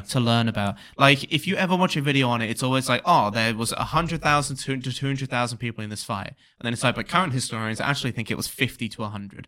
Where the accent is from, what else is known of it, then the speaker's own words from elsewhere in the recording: England, United Kingdom; when I was a kid, obviously I was English